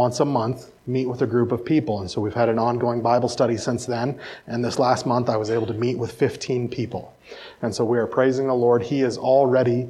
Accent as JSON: {"language": "English", "region": "central Iowa", "country": "United States", "tie": "born or raised there", "also_born_or_lived": "Fargo, North Dakota", "moved": "as an adult", "said": "I'm originally from Iowa. So a little bit about my past is I grew up in central Iowa"}